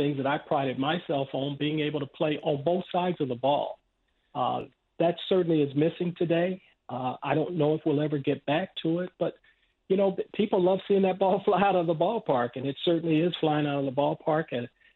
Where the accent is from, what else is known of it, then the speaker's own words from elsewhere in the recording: Los Angeles, California, United States; I grew up in South Central Los Angeles